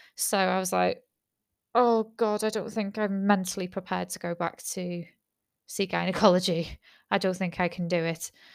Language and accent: English; United Kingdom; I'm British